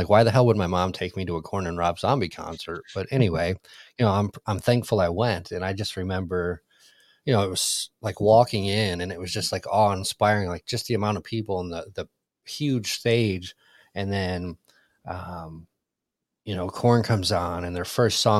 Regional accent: Southwest Michigan, United States; also born or lived in Detroit; I was born in Detroit and then moved to Southwest Michigan after a couple of years

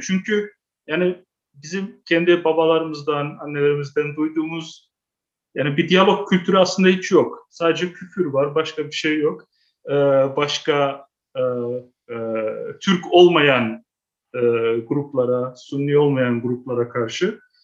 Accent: Amsterdam, North Holland, Netherlands; ben kendim Amsterdam doğumluyum

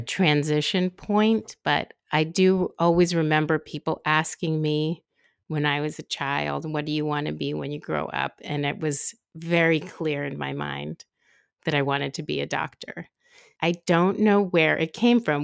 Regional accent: San Francisco, California, United States; also born or lived in Oakland; when we moved from Oakland to San Francisco, my mom was looking for a school for me

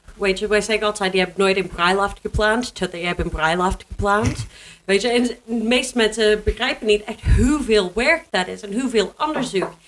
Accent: Canada; Dutch is a second language; moved away as an adult; also born or lived in Germany; now in Netherlands; ik kom uit Canada

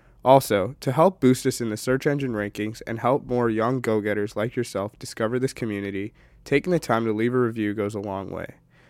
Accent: Illinois, United States; And then obviously U of I, us being, even though we're like from Illinois, like it's such a big school.

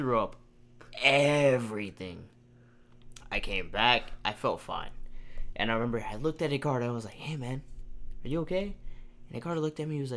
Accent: Houston, Texas, United States; We're from Houston

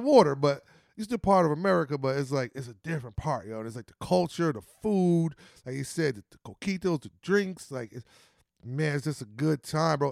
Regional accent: New Jersey, United States; We come from New Jersey

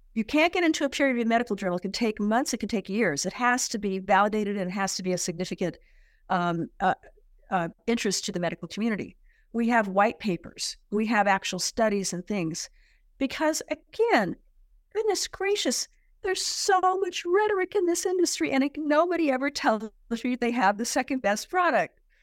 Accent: San Diego, California, United States; I was born and raised in San Diego

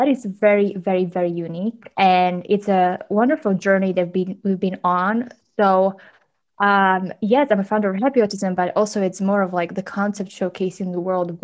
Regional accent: eastern Slovakia, Slovakia; English is a second language; also born or lived in London; I'm from Slovakia, a tiny little country

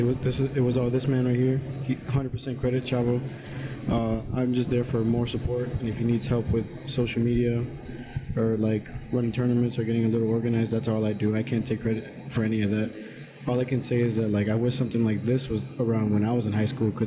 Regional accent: Chicago, Illinois, United States; moved away as an adult; now in Tampa, United States; I'm originally from Chicago. I moved here like 4 years ago

